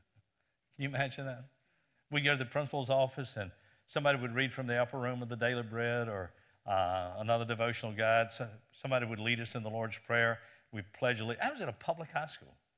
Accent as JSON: {"language": "English", "town": "Lynchburg", "region": "Virginia", "country": "United States", "tie": "born or raised there", "said": "Lynchburg, Virginia, my hometown"}